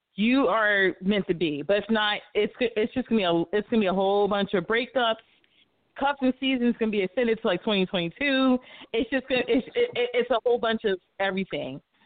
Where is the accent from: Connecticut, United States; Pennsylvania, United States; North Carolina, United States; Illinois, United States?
Pennsylvania, United States; Philadelphia; also born or lived in near Cincinnati, Ohio; now in Cincinnati area, United States; I'm from Philly originally